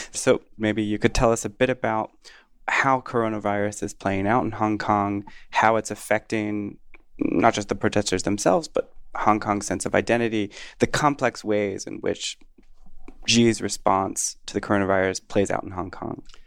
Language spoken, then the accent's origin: English; United States; as an American